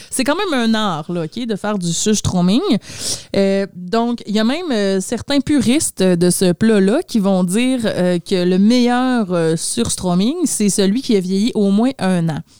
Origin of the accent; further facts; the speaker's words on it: Sweden; accent: Swedish; French is a second language; Donc, pour les besoins de la chronique, je vais enlever mon accent suédois et je vais dire le surströmming le mieux possible, OK?